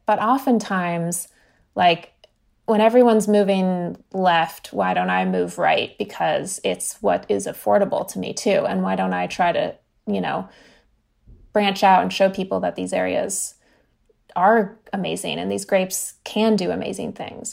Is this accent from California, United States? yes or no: yes; California, United States; growing up in California